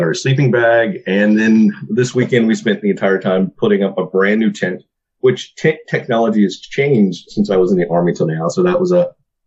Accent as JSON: {"language": "English", "region": "Alabama", "country": "United States", "tie": "born or raised there", "said": "growing up in Alabama, for me, I never had a lot of money"}